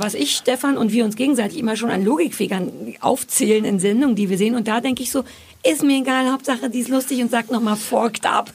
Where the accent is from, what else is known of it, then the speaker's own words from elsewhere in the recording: Berlin, Germany; als Berliner und als Ossi